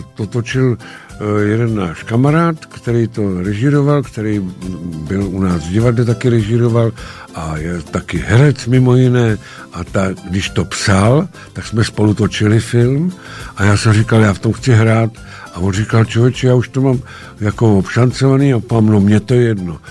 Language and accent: Czech; Šumava, Czechia; dětství, raný dětství prožil na Šumavě